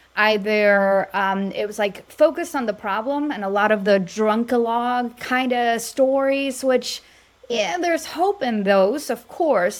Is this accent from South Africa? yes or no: no; Mexico; now in Dallas, United States; I'm Latina from Mexico